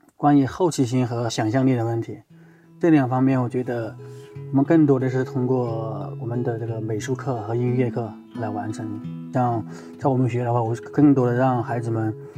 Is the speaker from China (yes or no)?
yes; China; 我们这个中国人感觉不可思议